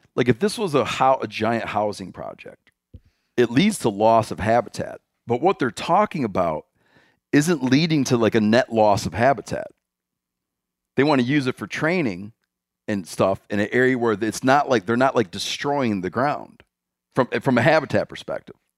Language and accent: English; Michigan, United States; moved away; My home state.